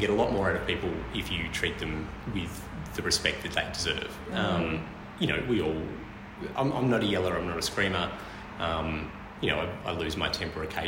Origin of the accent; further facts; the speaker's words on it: Hobart, Tasmania, Australia; moved away as an adult; now in Melbourne, Australia; I'm actually from Tasmania, from Hobart.